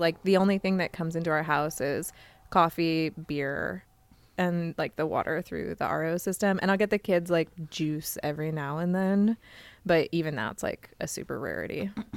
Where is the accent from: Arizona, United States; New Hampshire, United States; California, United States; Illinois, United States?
Arizona, United States; Phoenix; I'm from Phoenix